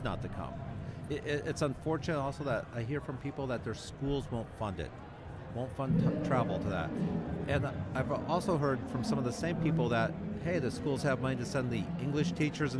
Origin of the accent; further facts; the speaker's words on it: New York, United States; we're from New York